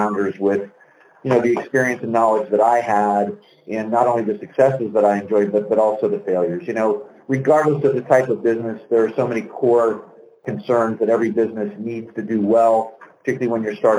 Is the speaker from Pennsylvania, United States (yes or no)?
yes; Pittsburgh, Pennsylvania, United States; moved away as an adult; now in Little Rock, United States; I grew up in Pittsburgh and spent the early part of my life there